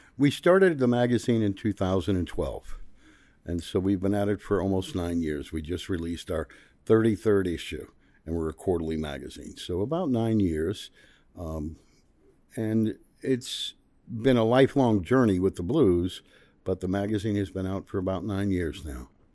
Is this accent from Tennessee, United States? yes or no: yes; Memphis, Tennessee, United States; We're in my hometown here now of Memphis